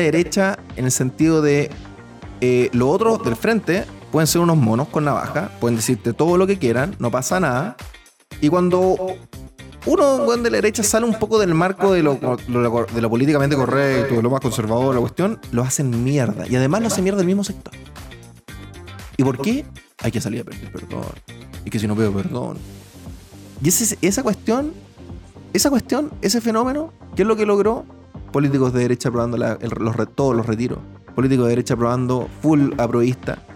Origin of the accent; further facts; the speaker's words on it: Chile; yo soy chileno